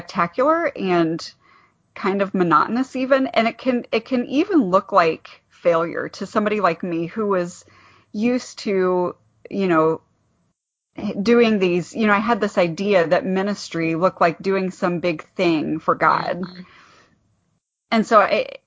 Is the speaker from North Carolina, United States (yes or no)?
no; Ohio, United States; moved away as an adult; now in Goshen, United States; I'm from Ohio originally. I'm not from this area at all